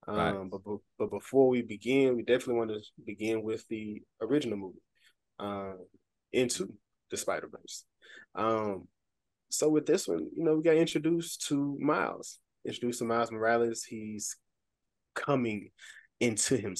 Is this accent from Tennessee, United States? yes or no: yes; Memphis, Tennessee, United States; now in Little Rock, United States; I am originally from Memphis, Tennessee